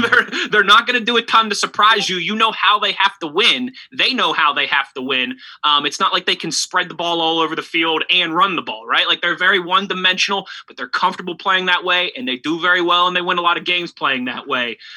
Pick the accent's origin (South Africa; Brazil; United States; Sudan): United States; Pittsburgh, Pennsylvania; moved away as an adult; also born or lived in Ohio / New Jersey / Philadelphia; I'm from Pittsburgh, born and raised, but my kind of my career took me some other places. I worked in Ohio for a while, New Jersey. I also worked in Philadelphia for almost three years